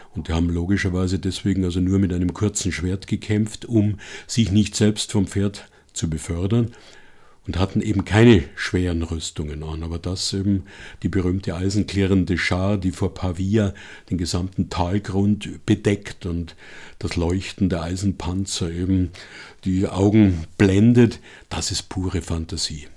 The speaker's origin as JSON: {"language": "German", "region": "Bavaria", "country": "Germany", "tie": "born or raised there"}